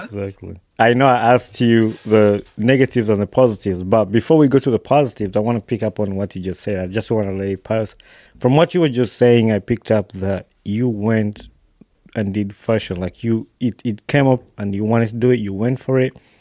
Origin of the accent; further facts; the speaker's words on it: Wakiso, Central Region, Uganda; i was born in Wakiso